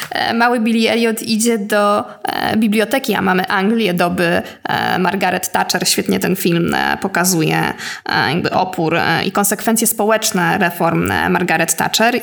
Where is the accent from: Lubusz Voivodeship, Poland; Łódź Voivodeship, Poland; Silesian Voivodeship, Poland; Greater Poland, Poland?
Łódź Voivodeship, Poland; Łódź; ja jestem z Łodzi